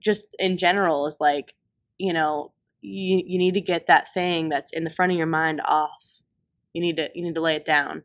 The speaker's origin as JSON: {"language": "English", "town": "Sandusky", "region": "Ohio", "country": "United States", "tie": "born or raised there", "said": "I'm from Sandusky, Ohio"}